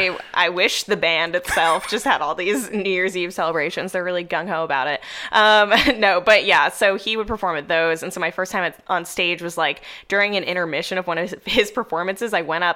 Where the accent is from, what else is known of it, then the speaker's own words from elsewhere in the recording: suburbs of Boston, Massachusetts, United States; moved away as an adult; also born or lived in New York City, United States; now in Los Angeles, United States; I was born in New York City. So my parents had spent a long time there before I existed. And then we relocated to the suburbs of Boston, a very exciting place. And then I went back to New York for college, stayed there a bit after graduating, and then I moved to LA about 6 months ago.